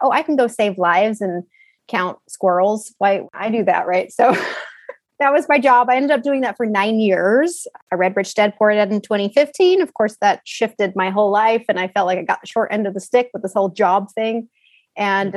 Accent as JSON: {"language": "English", "region": "Utah", "country": "United States", "tie": "born or raised there", "also_born_or_lived": "Italy / Boise, Idaho", "moved": "as an adult", "lives_now": "Texas, United States", "said": "I'm from Utah originally, grew up in a normal middle class family"}